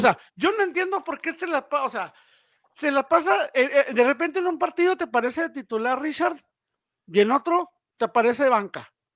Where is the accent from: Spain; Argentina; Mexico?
Mexico; como mexicano